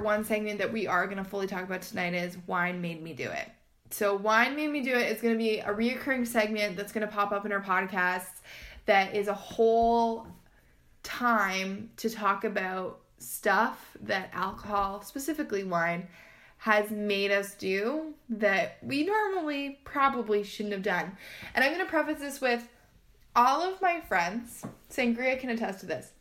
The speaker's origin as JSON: {"language": "English", "country": "Canada", "said": "we're from Canada."}